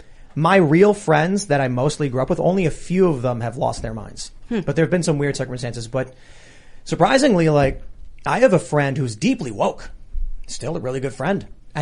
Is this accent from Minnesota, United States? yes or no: no; Chicago, Illinois, United States; I grew up in Chicago. I grew up with a liberal family